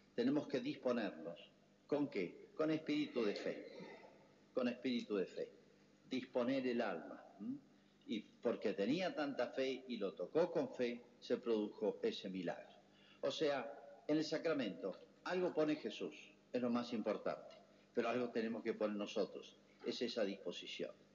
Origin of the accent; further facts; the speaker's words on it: Argentina; somos todos argentinos